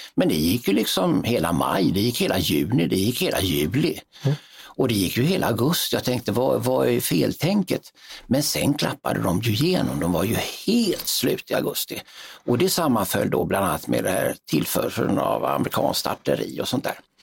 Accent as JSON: {"language": "Swedish", "country": "Sweden", "said": "som svensk officer"}